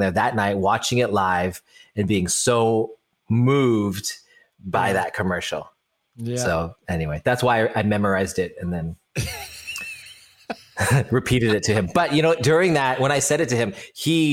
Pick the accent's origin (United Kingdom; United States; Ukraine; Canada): United States; Los Altos, California; I grew up in Los Altos.